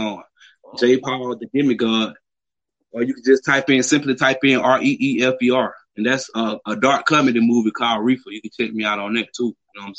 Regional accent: Southwest Georgia, United States; I'm from the Southwest Georgia

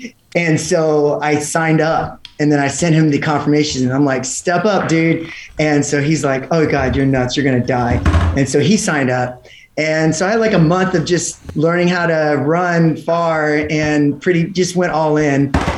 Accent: Houston, Texas, United States; Houston, Texas.

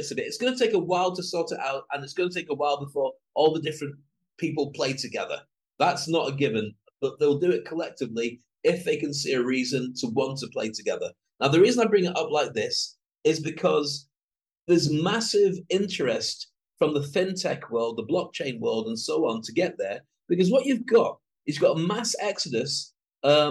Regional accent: United Kingdom; I'm a Brit.

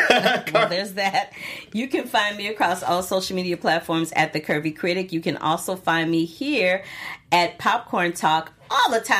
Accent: St. Louis, Missouri, United States; it's about being in my hometown in an area where my family um, used to own a home there.

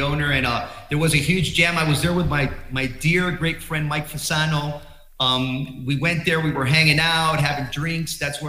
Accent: Guadalajara, Jalisco, Mexico; We're from Guadalajara, Mexico.

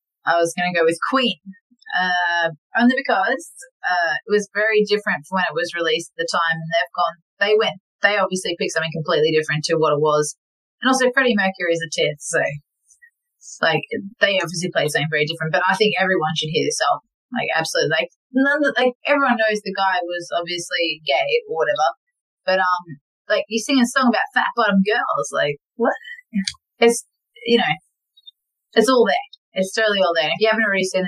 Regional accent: Melbourne, Victoria, Australia; also born or lived in Tasmania; now in Brisbane, Australia; I grew up in Melbourne, moved to Tasmania, moved up to Brisbane.

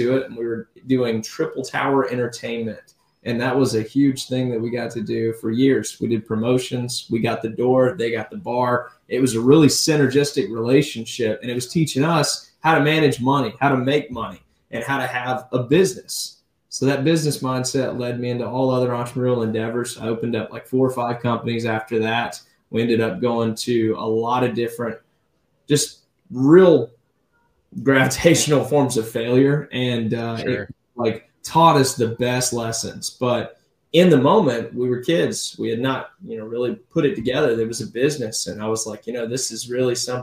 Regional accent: Navarre, Florida, United States; also born or lived in Pensacola, Florida; here in Navarre, enjoying the beach, got to take on a job, which got me out of high school like 4 hours early

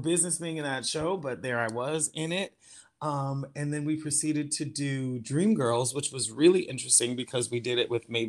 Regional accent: Norwich, Connecticut, United States; also born or lived in New York City; Growing up in Connecticut

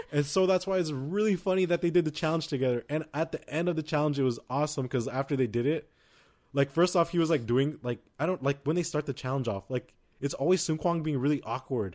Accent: United States; we're American.

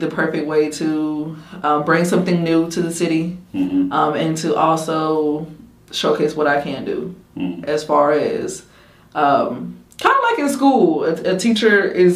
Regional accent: Macon, Georgia, United States; my hometown first. So mm-hmm. like Macon

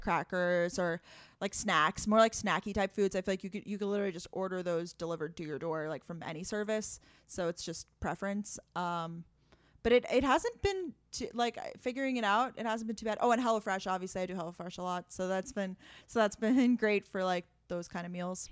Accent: Long Island, New York, United States; moved away as an adult; also born or lived in Boston, Massachusetts; I'm originally from Long Island, New York, but I lived in Boston, uh, post-grad

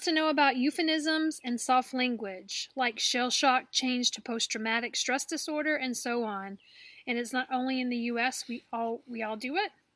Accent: Alabama, United States; I am from Alabama.

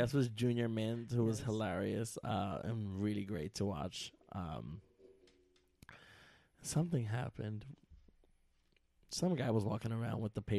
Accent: New York City, New York, United States; I'm such a New Yorker

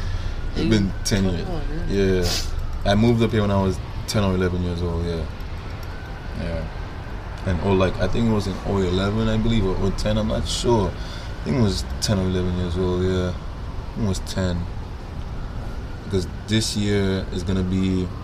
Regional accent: Brooklyn, New York, United States; born there; I was born in Brooklyn, you know, I was born here. It's just that my family's from the Caribbean, the island, St. Lucia

